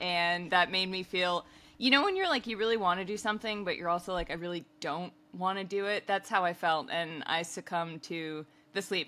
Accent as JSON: {"language": "English", "country": "United States", "said": "as an American"}